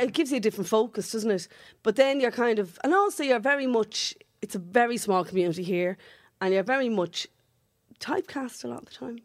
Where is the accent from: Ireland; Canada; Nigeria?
Ireland; Dublin, Leinster; accent: Dublin working class